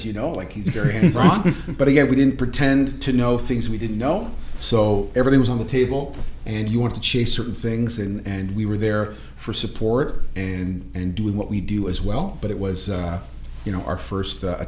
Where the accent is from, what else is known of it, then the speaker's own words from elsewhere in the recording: Portugal; also born or lived in Toronto, Canada; now in Oakville, Canada; I wasn't born here. I was born in Portugal, so I'm an immigrant